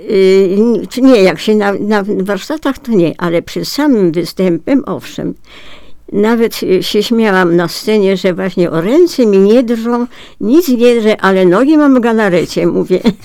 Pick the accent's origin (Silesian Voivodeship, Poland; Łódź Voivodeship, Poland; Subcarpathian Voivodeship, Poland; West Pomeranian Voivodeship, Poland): Łódź Voivodeship, Poland; Piotrków Trybunalski; Rodowitą Piotrkowianką